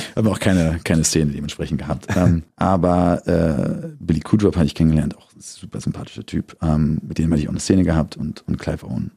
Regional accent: Berlin, Germany; accent: Berliner; geboren bin ich im Dominikus-Krankenhaus und das zählt, glaube ich, zu Hermsdorf. Und dann äh, nach Frohnau. Die ersten paar Jahre war ich noch in Tegel. Meine Mutter, meine beiden Eltern sind aus Berlin

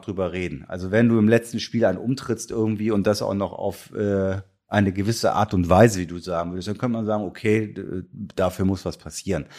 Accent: Kiel, Schleswig-Holstein, Germany; als gebürtiger Kieler

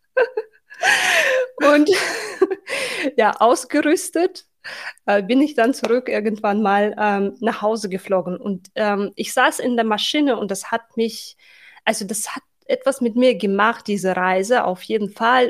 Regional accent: Tashkent, Uzbekistan; German is a second language; moved away as an adult; also born or lived in Berlin, Germany; now in Germany; Ich wurde in der Hauptstadt Taschkent geboren und aufgewachsen

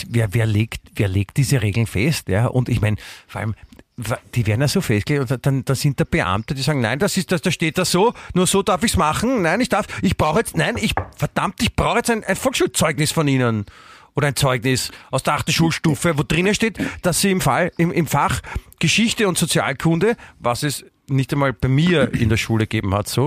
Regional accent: Austria; irgendwie halbwegs so rübergebracht, dass man das verstanden hat und mir jetzt keine auflegen will als Österreicher?

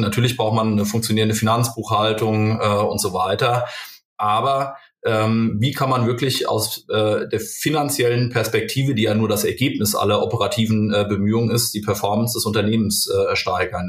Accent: Limburg an der Lahn, Hesse, Germany; moved away as an adult; also born or lived in Kaiserslautern; ich komme aus Limburg ursprünglich

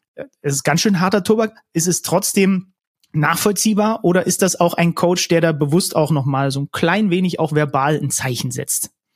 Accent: Zwickau, Saxony, Germany; also born or lived in Reinsdorf; Zwickau, geboren in Zwickau

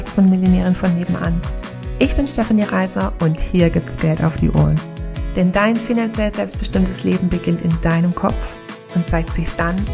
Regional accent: Switzerland; abgesehen vom Big Business, genau, bin ich äh, aus der Schweiz.

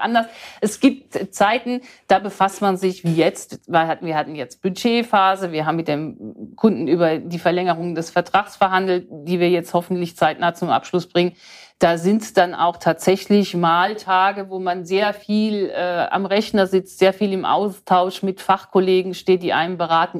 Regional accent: Odenwald, Hesse, Germany; ich komme aus dem Odenwald

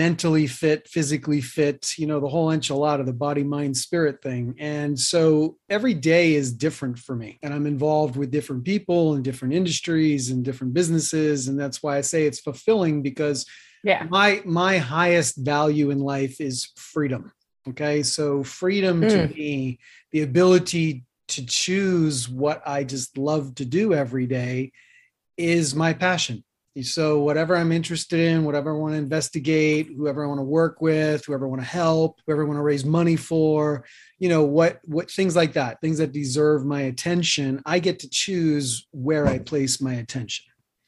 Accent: New York City, New York, United States; moved away as an adult; also born or lived in Boulder, Colorado; now in Anthem, United States; I grew up in Queens.

